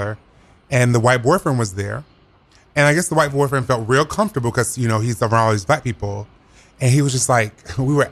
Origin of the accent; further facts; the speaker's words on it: the South, United States; I'm from the South.